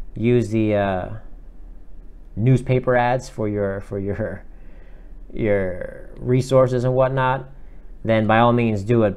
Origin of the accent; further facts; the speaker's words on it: South Florida, United States; moved away as an adult; now in Atlanta, United States; I'm originally from South Florida